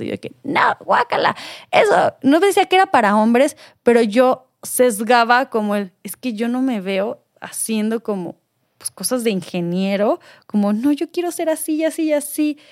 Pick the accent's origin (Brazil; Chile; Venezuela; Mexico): Mexico; nosotros aquí en México